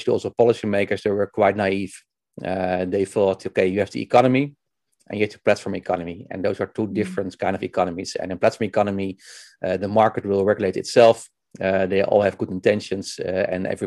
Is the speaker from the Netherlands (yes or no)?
yes; Netherlands; I'm from Netherlands. I live in Houten near Utrecht